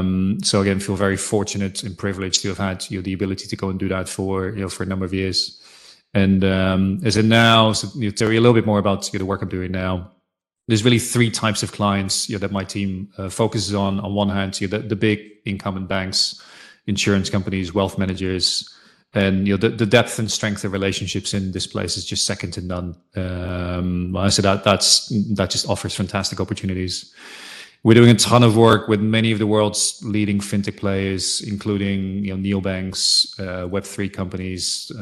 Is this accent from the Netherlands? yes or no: yes; Netherlands; So I was born and raised in Holland.